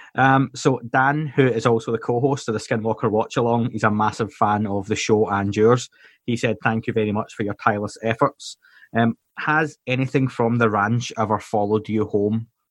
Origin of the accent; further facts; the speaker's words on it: Scotland, United Kingdom; I'm Scottish